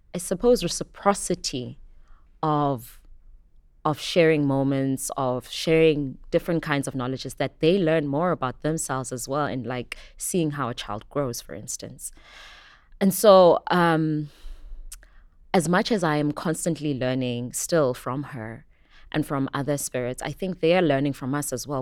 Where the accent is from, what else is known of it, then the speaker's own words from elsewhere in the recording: Johannesburg, Gauteng, South Africa; moved away as an adult; also born or lived in KwaZulu-Natal; now in Cape Town, South Africa; Born in KwaZulu Natal, brought up in Johannesburg, and have currently made Cape Town my home